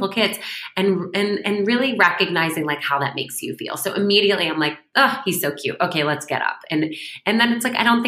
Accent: Syracuse, New York, United States; moved away; I'm from Syracuse

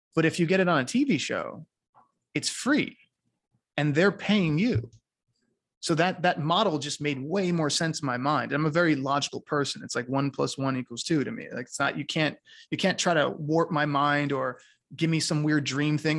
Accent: New York, United States; now in Costa Rica; I was raised in New York

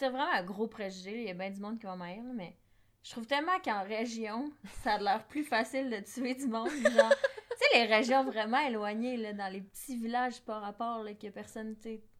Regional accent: Chicoutimi, Quebec, Canada; je viens de Chicoutimi

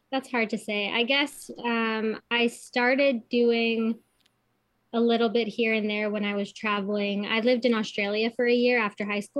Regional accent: Kitchener, Ontario, Canada; now in New Hamburg, Canada; yeah so I'm living in New Hamburg, but I'm from Kitchener.

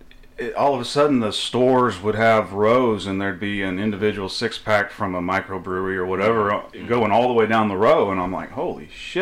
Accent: McLoud, Oklahoma, United States; we're both from McLeod. We went to school and graduated together.

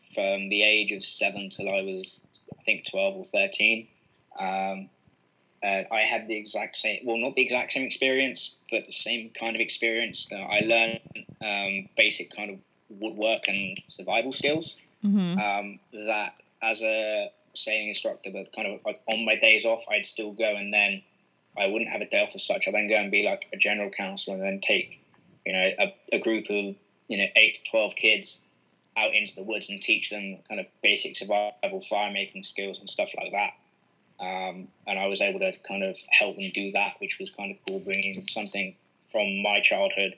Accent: United Kingdom

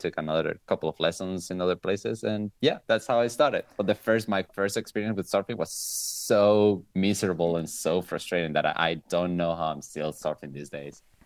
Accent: Venezuela; moved away as an adult; now in Italy; I'm actually from Venezuela, but I live in Italy. I've been living in Italy for ten years

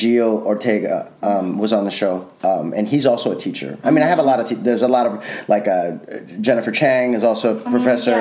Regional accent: Chicago, Illinois, United States; I'm from Chicago, girl, so I'm all Midwest.

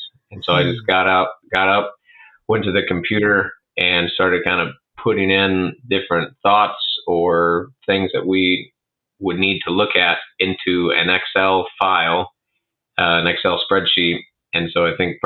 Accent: Arthur, Illinois, United States; I grew up in Arthur

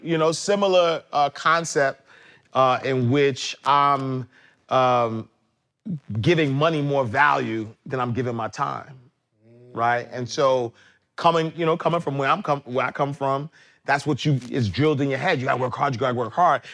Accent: New York City, New York, United States; I'm from Harlem

